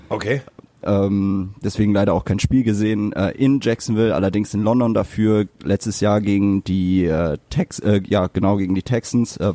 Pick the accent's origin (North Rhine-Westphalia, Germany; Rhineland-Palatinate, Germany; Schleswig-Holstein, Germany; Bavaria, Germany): North Rhine-Westphalia, Germany; Düsseldorf; aber das kenne ich ja auch vom Fußball als Düsseldorfer.